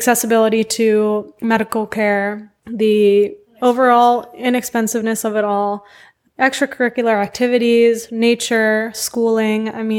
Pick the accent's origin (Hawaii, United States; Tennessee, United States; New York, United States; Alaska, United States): New York, United States; moved away as an adult; now in Puerto Vallarta, Mexico; So I'm from New York. I moved down here in 2019